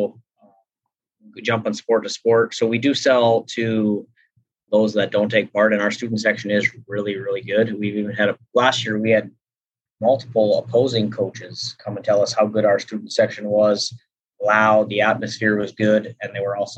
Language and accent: English; North Dakota, United States; I switched to fifth grade for 3 years back in my hometown